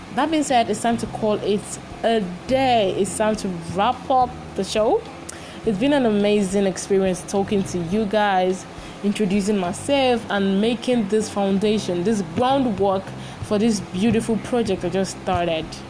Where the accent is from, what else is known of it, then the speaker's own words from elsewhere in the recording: Ogun State, Nigeria; also born or lived in Imo State (ancestry); now in Lagos, Nigeria; I was born and bred in Lagos and Ogun State, respectively, and so I'm very fluent in Yoruba language.